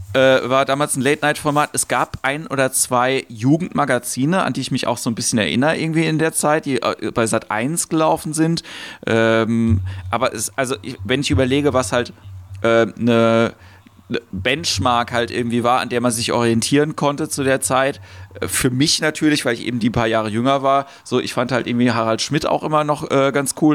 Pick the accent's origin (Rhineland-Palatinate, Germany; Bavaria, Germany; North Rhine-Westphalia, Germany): Rhineland-Palatinate, Germany; Ludwigshafen; also born or lived in Mannheim; Ich bin in Mannheim geboren, in Ludwigshafen aufgewachsen